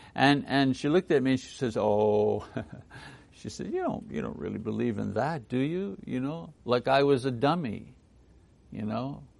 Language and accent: English; Montreal, Quebec, Canada; Montreal, my hometown in French Canada.